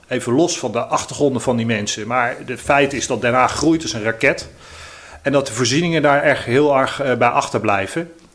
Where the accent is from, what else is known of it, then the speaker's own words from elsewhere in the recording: The Hague, South Holland, Netherlands; ik ben een 100% Haagse jongen. Ik ben geboren en getogen in Eskamp